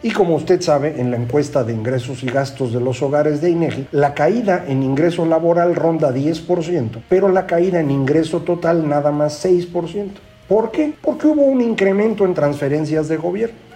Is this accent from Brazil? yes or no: no; Mexico